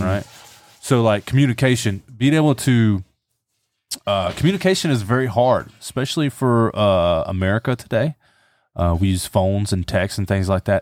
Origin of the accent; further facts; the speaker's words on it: the South, United States; I grew up in the South, so, you know, the Bible Belt